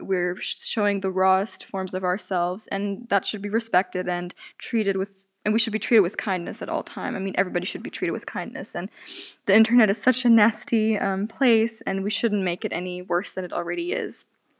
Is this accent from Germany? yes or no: yes; Germany; accent: German; I am 18 years old, and I'm from Germany. I grew up bilingual. That's why I speak English fluently. I already excuse myself if I do sometimes have a German accent